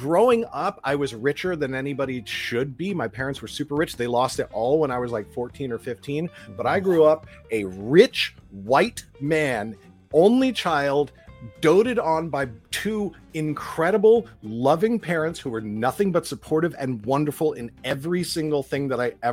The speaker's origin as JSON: {"language": "English", "town": "Los Angeles", "region": "California", "country": "United States", "tie": "born or raised there", "said": "growing up in Los Angeles"}